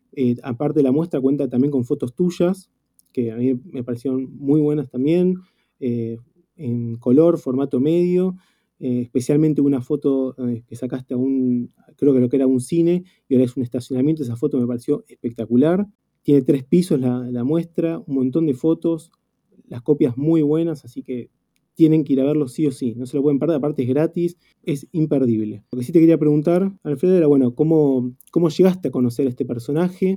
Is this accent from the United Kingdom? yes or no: no; Argentina; todos los que somos fotógrafos argentinos